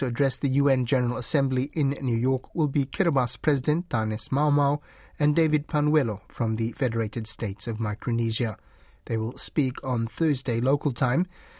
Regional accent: Solomon Islands; now in New Zealand; I moved to New Zealand from Solomon Islands, where, you know, like my land is my own, my tribal structure's in place

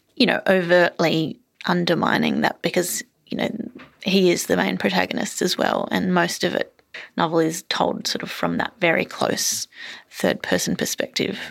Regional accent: Queensland, Australia; moved away as an adult; also born or lived in Melbourne, Victoria; I was born in Melbourne, and then I lived in a Queensland country town for, um, all my sort of teenage years. And then I moved back to Melbourne

